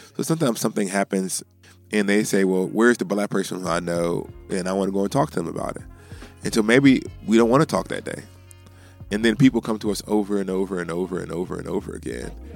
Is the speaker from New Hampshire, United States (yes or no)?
no; Alabama, United States; now in Midwest, United States; as an African American growing up in Alabama